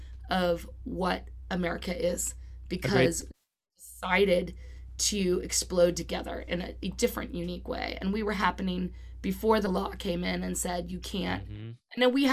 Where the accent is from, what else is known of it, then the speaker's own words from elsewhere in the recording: Los Angeles, California, United States; also born or lived in Orange County; That's right. But I feel fortunate being here. I'm an LA kid.